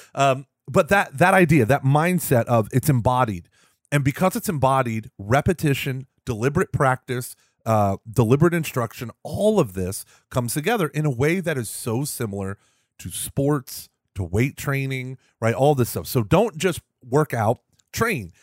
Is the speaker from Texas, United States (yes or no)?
yes; Houston, Texas, United States; also born or lived in Austin, Texas; I'm from Houston. Everything is flat.